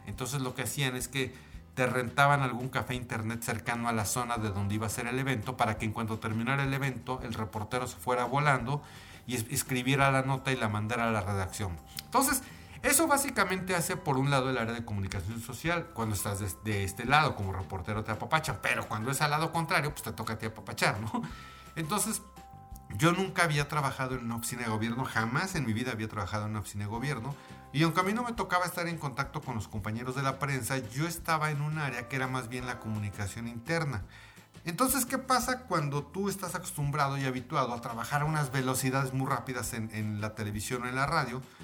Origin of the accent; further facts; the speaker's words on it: Mexico City, Mexico; en mi país, que es México, en la Ciudad de México